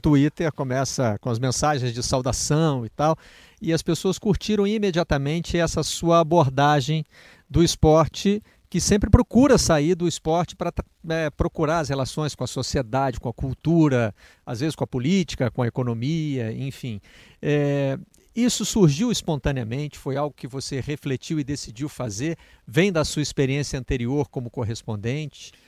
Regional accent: Zona da Mata, Minas Gerais, Brazil; accent: mineirês; lá na Zona da Mata, onde a gente fala um mineirês que não é carregado no R

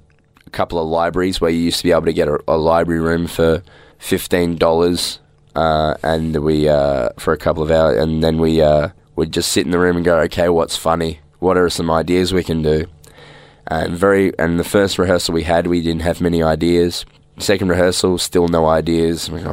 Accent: Melbourne, Victoria, Australia; also born or lived in Ballarat; I'm from Melbourne. I grew up in Heidelberg, which is in the northeast suburbs.

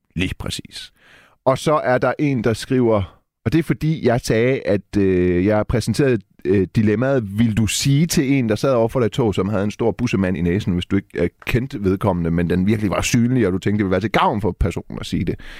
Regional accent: Denmark; Jeg er jo født og opvokset i Danmark

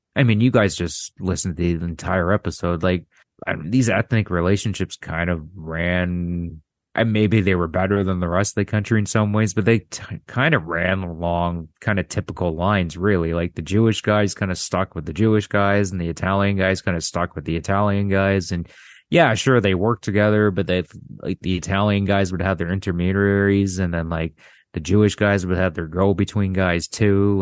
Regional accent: Canada; I'm Canadian

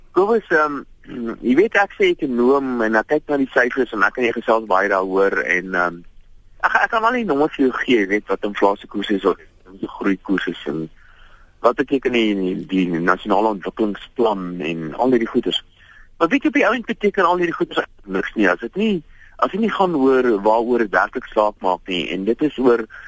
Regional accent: South Africa; ons as Suid-Afrikaners

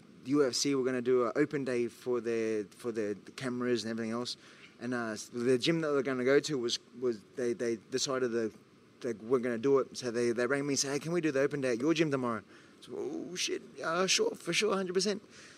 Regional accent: Australia; As an Aussie

